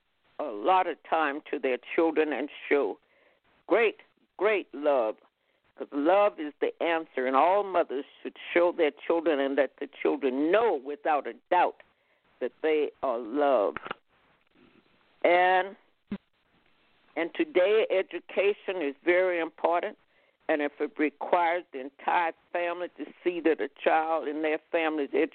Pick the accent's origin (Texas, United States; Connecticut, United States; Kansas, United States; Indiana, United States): Texas, United States; Houston; moved away as an adult; now in San Francisco, United States; I was born in Houston, Texas, to a family.